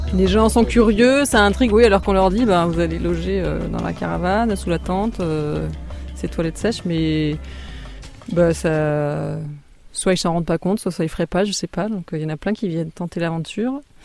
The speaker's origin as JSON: {"language": "French", "area": "Alsace", "region": "Grand Est", "country": "France", "also_born_or_lived": "Marne", "moved": "yes", "lives_now": "Ardèche, France", "said": "je suis d'origine alsacienne"}